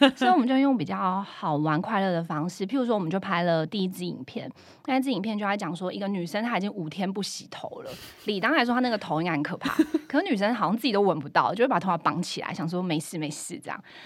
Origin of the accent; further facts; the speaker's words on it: Chiayi, Taiwan; 因为我是嘉义人哦